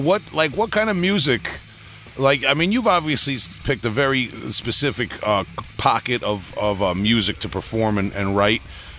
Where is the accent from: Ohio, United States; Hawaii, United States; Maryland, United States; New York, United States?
New York, United States; I'm from New York. I can't recognize anybody's accent.